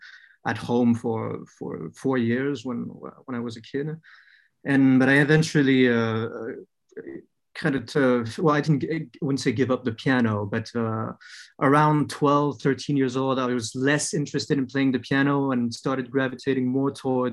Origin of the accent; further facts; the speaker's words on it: Vietnam; also born or lived in France; So I was born in France, but I would say raised in Vietnam.